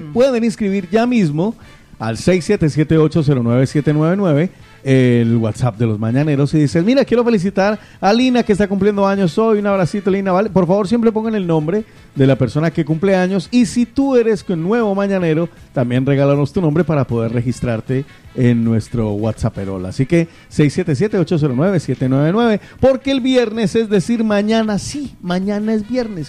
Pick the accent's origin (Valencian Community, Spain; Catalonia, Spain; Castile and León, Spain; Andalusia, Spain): Andalusia, Spain; Guarromán; mi pueblo querido, a Guarromán